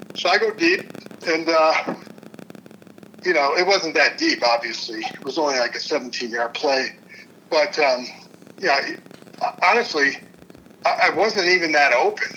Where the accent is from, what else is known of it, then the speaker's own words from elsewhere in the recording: Cleveland, Ohio, United States; now in Kansas City, United States; I'm originally from Cleveland